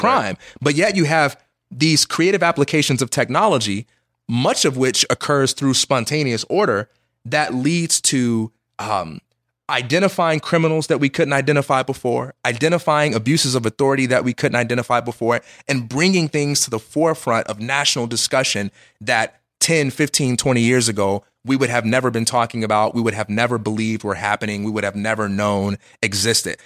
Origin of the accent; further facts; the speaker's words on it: Chicago, Illinois, United States; moved away as an adult; now in Los Angeles, United States; I'm just from Chicago. I will always be from Chicago. I live in Los Angeles